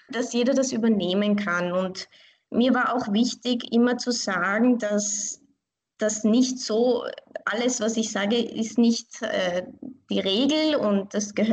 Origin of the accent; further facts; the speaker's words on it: Vienna, Austria; ich fühle mich wirklich als Wienerin. Ich bin hier geboren und aufgewachsen. Meine Beziehung zu Iran, meine, meine Wurzeln, das ist für mich wie eine Bereicherung in meinem Leben.